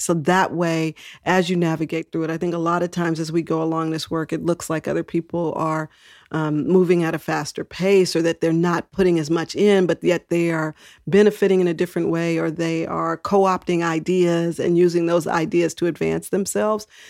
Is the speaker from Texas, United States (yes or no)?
yes; Texas, United States; now in San Francisco, United States; I was born in Texas